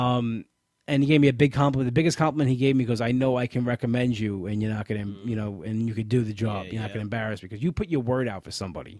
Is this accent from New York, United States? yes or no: yes; New York, United States; I'm a New Yorker